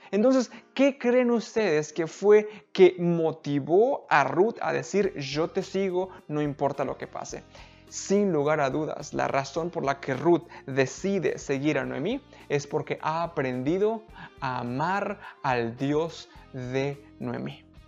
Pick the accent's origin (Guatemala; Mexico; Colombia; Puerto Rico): Mexico; now in United States; Era como mi ranchito cuando yo, donde yo crecí en México, era como San Juan